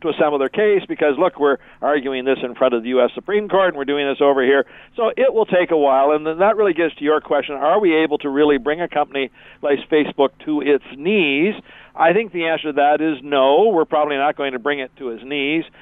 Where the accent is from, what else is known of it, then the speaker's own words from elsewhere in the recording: Canada; being typically Canadian